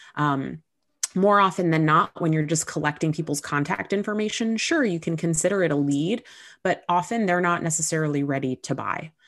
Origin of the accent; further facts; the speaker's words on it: Southern California, United States; moved away as an adult; now in New York, United States; I grew up in Southern California, but I moved to New York when I was nineteen. I've been here ever since.